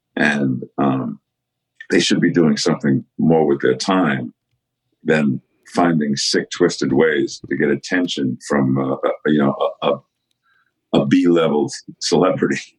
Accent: New York, United States; growing up in New York

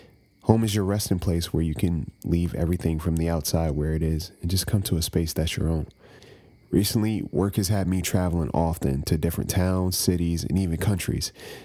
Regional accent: East Coast, United States; Growing up on the East Coast, I hadn't spent too much time in Philadelphia.

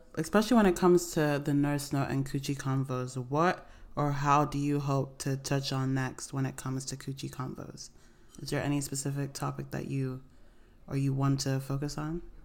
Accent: Nigeria; also born or lived in Canton, Ohio, United States; I was born in America, but I grew up in Nigeria

